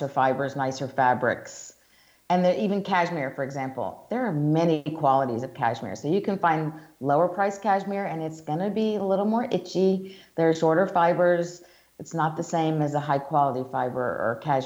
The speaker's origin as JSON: {"language": "English", "region": "Georgia", "country": "United States", "also_born_or_lived": "New York City / Italy / Hong Kong", "accent": "Southern", "moved": "as an adult", "said": "I'm from the South, as we talked about before. I'm from Georgia"}